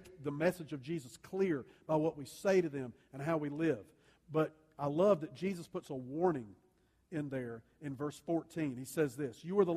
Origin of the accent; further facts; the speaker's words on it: the South, United States; I grew up in the South.